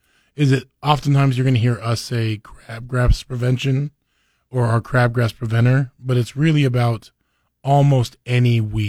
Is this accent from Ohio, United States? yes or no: no; California, United States; So especially Southern California, is just things grew.